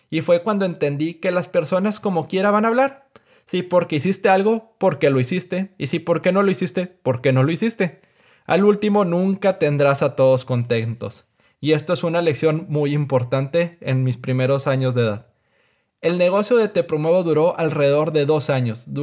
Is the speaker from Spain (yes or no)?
no; Mexico; soy un emprendedor mexicano de 27 años de edad.